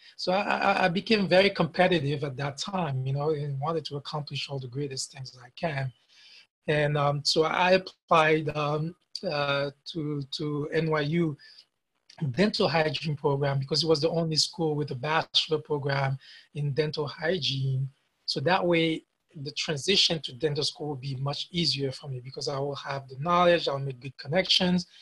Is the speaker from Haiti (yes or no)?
yes; Haiti; English is a second language; moved away as an adult; now in United States; I came from Haiti, I, am in the US